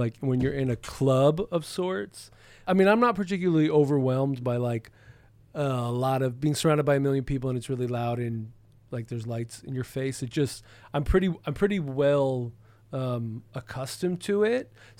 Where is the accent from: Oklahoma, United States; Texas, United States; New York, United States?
Texas, United States; somebody might want to ask me why I'm here from Texas.